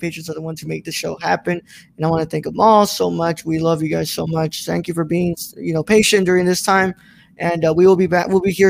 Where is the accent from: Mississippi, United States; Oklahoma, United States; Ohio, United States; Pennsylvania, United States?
Oklahoma, United States; Hey, the Outsiders filmed live in my home state of Rocklahoma.